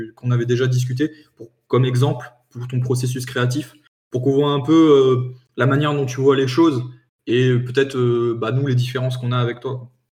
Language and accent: French; France